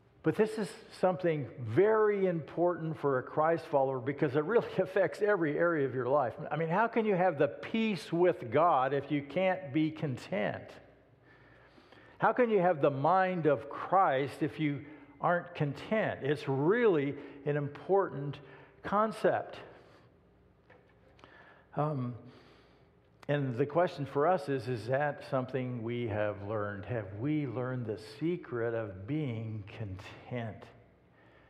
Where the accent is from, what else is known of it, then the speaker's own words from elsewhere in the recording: United States; I was born in the United States of America.